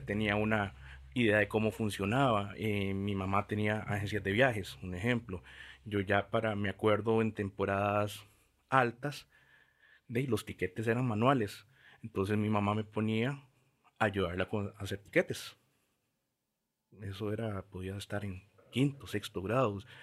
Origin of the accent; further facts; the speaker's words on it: Montes de Oca and Curridabat, San José, Costa Rica; Crecí en Montes de Oca y Curriabat